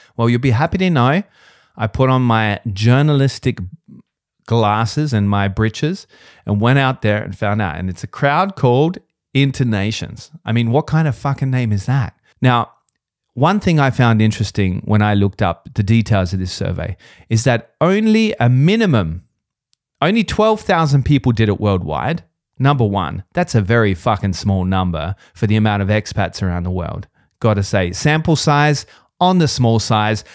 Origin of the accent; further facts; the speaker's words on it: Australia; now in Vienna, Austria; I'm not Austrian. I'm an Australian